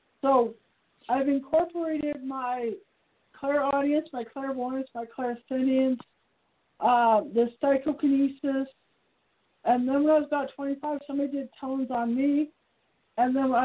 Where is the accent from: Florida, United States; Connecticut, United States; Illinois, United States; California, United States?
California, United States; Piedmont; now in Reno, United States; I was brought up in Piedmont, California